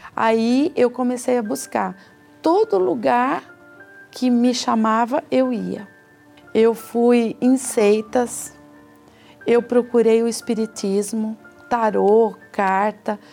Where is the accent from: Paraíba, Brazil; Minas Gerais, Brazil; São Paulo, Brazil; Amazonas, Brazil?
São Paulo, Brazil; Sorocaba; sou de Sorocaba